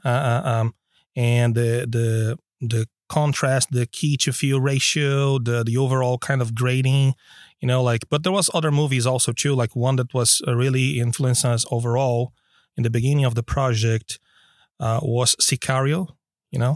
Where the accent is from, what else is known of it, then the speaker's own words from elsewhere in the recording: Brazil; now in Stockholm, Sweden; I'm originally from Brazil